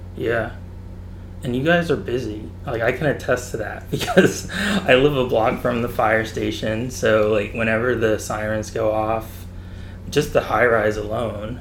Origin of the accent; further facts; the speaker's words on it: Fountain Hill, Pennsylvania, United States; Fire Chief Derek Richmond from Fountain Hill, which is also my hometown